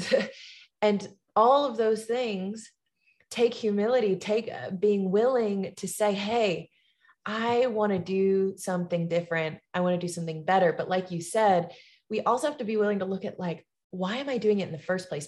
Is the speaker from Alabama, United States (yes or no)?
yes; Tuscaloosa, Alabama, United States; my hometown in Tuscaloosa, Alabama